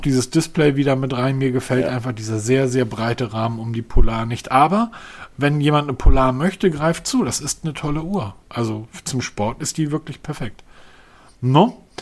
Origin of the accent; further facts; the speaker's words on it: Northern Germany, Germany; als Norddeutscher